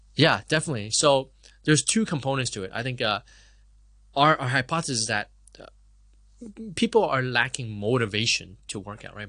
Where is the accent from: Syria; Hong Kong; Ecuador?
Hong Kong; also born or lived in Canada; I was born and raised in Hong Kong